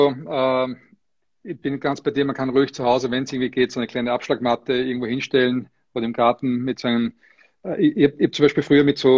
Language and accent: German; Austria; was mich sehr, sehr freut, dass ich äh, erstens mal verstanden werde überhaupt als Österreicher.